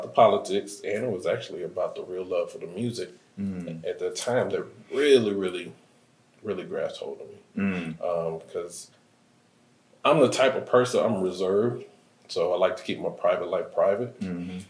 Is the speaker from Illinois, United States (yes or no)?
yes; Chicago, Illinois, United States